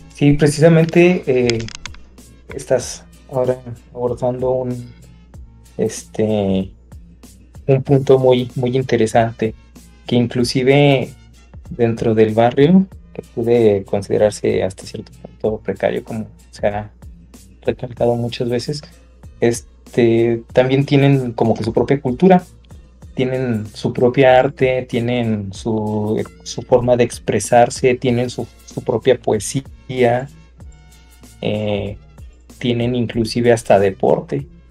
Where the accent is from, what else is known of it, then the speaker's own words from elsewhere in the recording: northern Mexico, Mexico; yo soy del, norte de la República